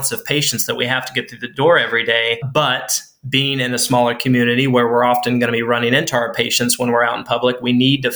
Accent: Jasonville, Indiana, United States; moved away as an adult; now in Plymouth, Indiana, United States; My home is in a small town in southern Indiana, Jasonville

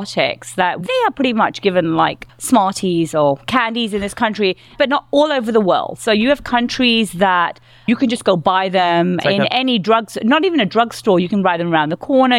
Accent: London, United Kingdom; I'm from London

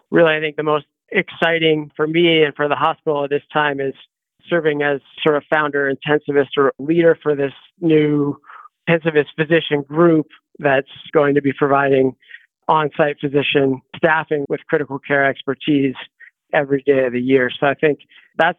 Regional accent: Grand Junction, Colorado, United States; moved away as an adult; also born or lived in Boulder, Colorado / Boston, Massachusetts / Seattle, Washington / Denver, Colorado; So I grew up around the Four Corners area in Grand Junction, Colorado

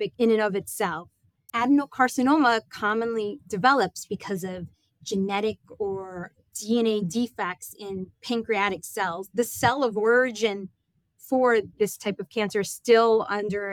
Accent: New York, United States; I am from New York, born and raised

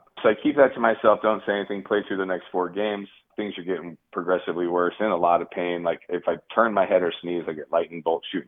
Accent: Tempe, Arizona, United States; also born or lived in Detroit; my hometown, Tempe, Arizona

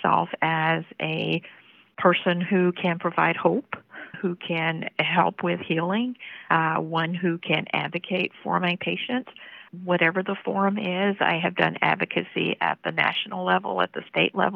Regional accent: Memphis, Tennessee, United States; I was born in Memphis in an inner city neighborhood.

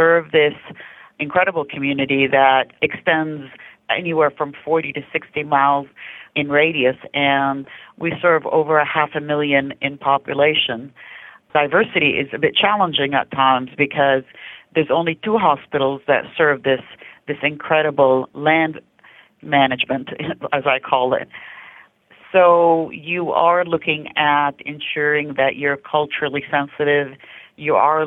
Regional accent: Canada; also born or lived in Lancaster-Palmdale area; now in United States; I'm Canadian originally

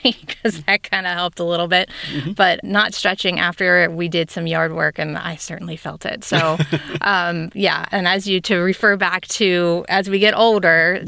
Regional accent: Cincinnati, Ohio, United States; moved away as an adult; also born or lived in Kentucky / Georgia / Texas / Germany; Born and raised in Cincinnati

